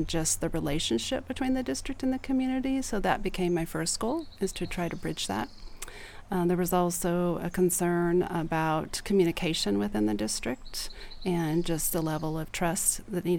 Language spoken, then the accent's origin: English; Susanville, California, United States; also born or lived in Placerville, California / Bend; we finally settled in Susanville, which is a small community in the Sierras. And I spent my entire childhood in Susanville, went to school there, K-12